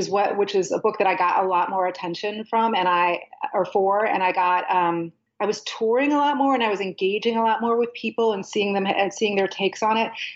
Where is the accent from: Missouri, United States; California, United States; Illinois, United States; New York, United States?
Illinois, United States; Chicago; now in New Orleans, United States; I was born and raised in Chicago